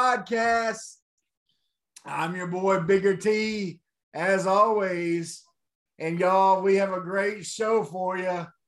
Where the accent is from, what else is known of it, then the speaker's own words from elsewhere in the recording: Arkansas, United States; in Arkansas my whole life.